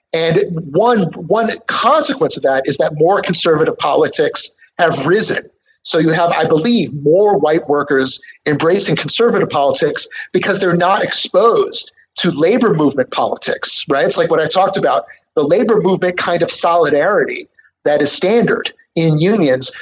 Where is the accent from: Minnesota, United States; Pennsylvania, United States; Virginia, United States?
Pennsylvania, United States; Philadelphia; Philadelphia is my hometown.